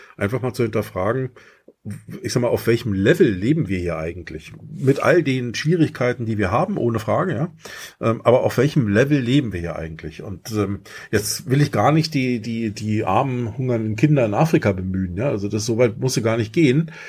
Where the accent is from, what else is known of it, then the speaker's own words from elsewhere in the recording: East Germany, Germany; ich bin im Osten groß geworden